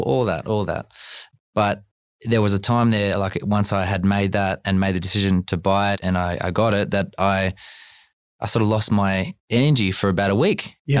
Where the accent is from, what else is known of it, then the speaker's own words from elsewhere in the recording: Canberra, Australian Capital Territory, Australia; moved away; I am from Canberra